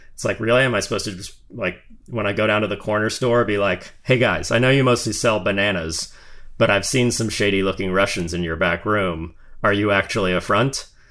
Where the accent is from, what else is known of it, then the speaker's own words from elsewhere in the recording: United States; one of the remaining good things about being an American